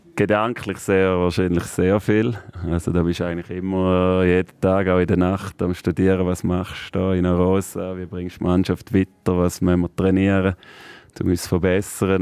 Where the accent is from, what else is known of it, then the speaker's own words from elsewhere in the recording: Thurgau, Switzerland; bei dem Thurgau wieder, meine Heimat